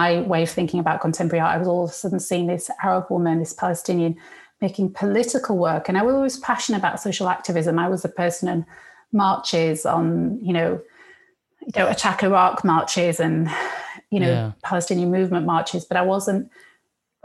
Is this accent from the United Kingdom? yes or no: yes; United Kingdom; also born or lived in Egypt; it made me feel really British.